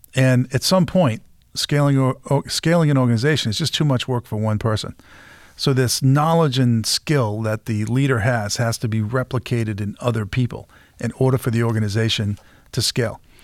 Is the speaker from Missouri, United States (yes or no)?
no; Peabody, Massachusetts, United States; I grew up in Peabody, Massachusetts